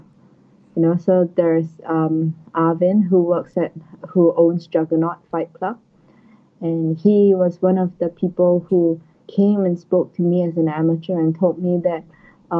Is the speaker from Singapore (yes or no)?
yes; Singapore; moved away; as a Singaporean, like I also hope to go back to get some local support, help the scene in Singapore to grow